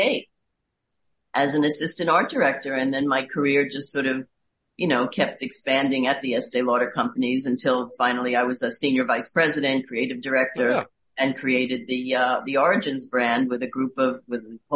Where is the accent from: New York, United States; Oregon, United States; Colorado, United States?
New York, United States; New York City; I am from Queens. I'm a borough girl.